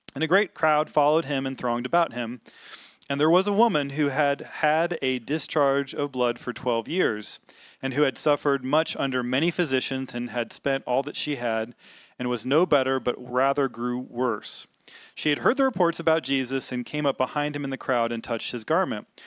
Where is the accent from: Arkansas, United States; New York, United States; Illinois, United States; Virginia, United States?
Arkansas, United States; Little Rock; I grew up in the South. I grew up in Little Rock, Arkansas.